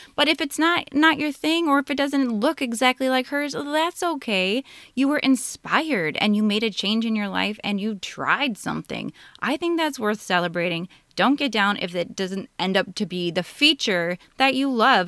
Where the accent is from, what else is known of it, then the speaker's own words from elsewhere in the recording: Minnesota, United States; I'm from Minnesota in the United States